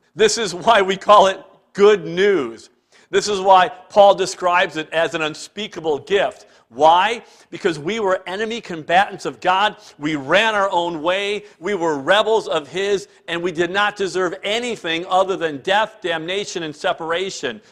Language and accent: English; Cleveland, Ohio, United States; moved away as an adult; now in Canada; growing up in Cleveland